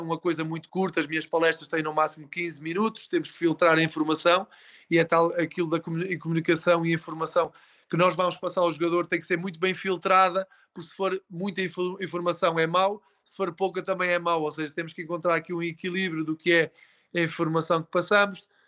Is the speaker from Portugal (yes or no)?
yes; Portugal; Nós temos uma coisa enquanto portugueses